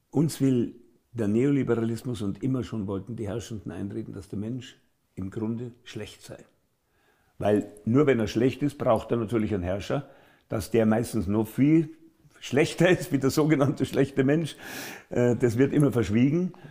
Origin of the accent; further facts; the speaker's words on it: Munich, Bavaria, Germany; Als Münchner ist Als das Münchner natürlich eine, eine wunderbare Traditionssprache.